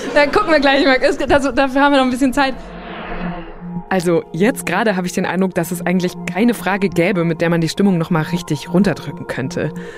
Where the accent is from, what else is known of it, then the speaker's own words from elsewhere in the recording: Borken, Germany; Borken, wo ich herkomme